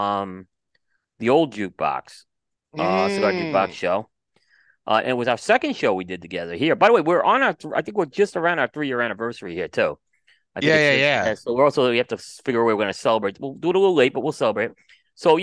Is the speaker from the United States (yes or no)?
yes; New York City, New York, United States; growing up in New York City